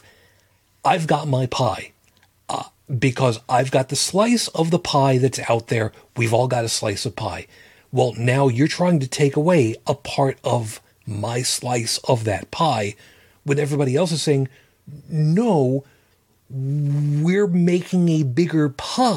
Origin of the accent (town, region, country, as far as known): United States